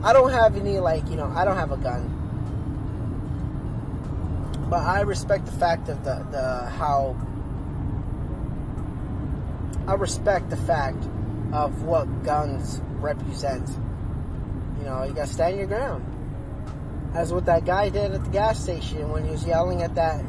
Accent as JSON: {"language": "English", "region": "Arizona", "country": "United States", "said": "I'm from Arizona"}